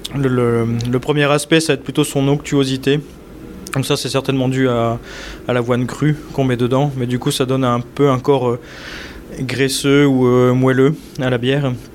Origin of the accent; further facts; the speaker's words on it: Lille, Hauts-de-France, France; moved away as an adult; now in Saint-Wandrille, France; dans ma jeunesse à Lille